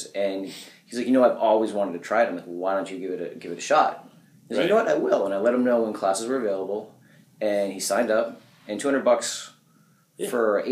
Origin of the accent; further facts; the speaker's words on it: Brockton, Massachusetts, United States; I grew up in Brockton, Mass, which is about half hour south of the city